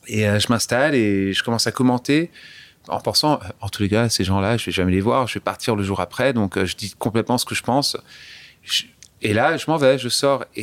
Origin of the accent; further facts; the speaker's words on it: France; accent: French; J'ai un accent français